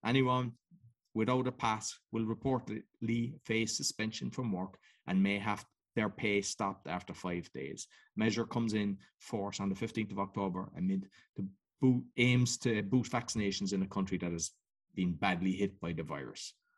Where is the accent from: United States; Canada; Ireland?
Ireland; Cork, Munster; I come from Cork in Ireland